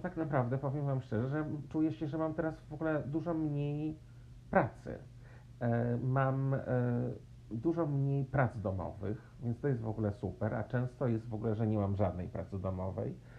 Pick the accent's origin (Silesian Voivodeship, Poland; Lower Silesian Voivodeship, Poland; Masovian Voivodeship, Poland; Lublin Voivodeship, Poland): Masovian Voivodeship, Poland; Warsaw; moved away; że się urodziłam w Warszawie, że w Polsce, że chodziłam do szkoły e, podstawowej i średniej